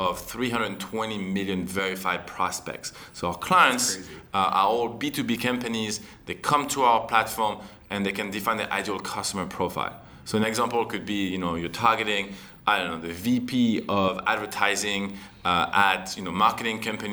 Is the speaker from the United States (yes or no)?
no; France; accent: French; moved away as an adult; also born or lived in Canada; I'm actually from France.